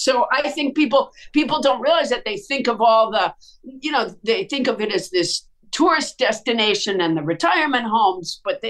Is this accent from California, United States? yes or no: no; Massachusetts, United States; moved away as an adult; also born or lived in Florida; I was raised in Massachusetts